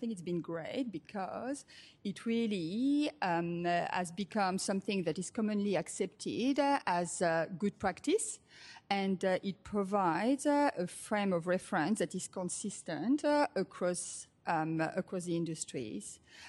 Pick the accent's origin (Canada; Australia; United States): Australia; accent: Australian; If you are wondering about the accent, I'm Australian, as well as French.